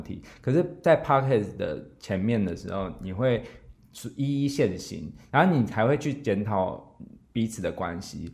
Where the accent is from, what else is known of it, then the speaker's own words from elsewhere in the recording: Zhongli, Taoyuan, Taiwan; 我现在在 总理嘛，我的老家